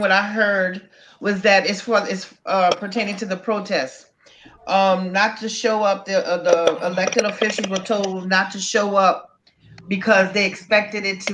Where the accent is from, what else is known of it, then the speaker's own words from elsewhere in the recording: Donaldsonville, Louisiana, United States; I'm not from Donaldsonville. My mom is from Donaldsonville, from Saguna, as a matter of fact. And I had relatives in Donaldsonville and I grew up in Donaldsonville